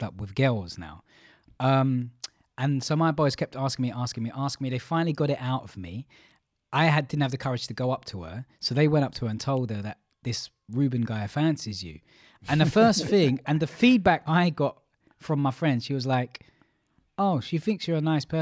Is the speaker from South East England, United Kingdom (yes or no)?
no; London, United Kingdom; I grew up in Stratford, very multicultural.